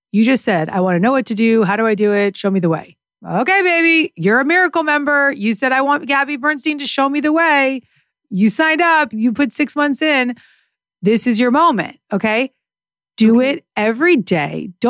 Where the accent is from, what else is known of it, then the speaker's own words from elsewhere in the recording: Canada; I'm Canadian.